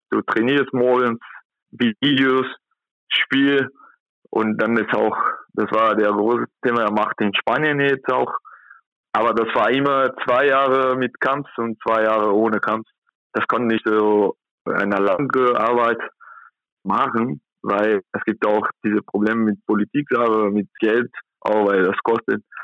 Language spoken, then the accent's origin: German; São Paulo, Brazil; German is a second language; now in Germany; Ich komme aus São Paulo, das ist 12 Millionen Personen, da wohnt und hier in Kontakt nur 80.000.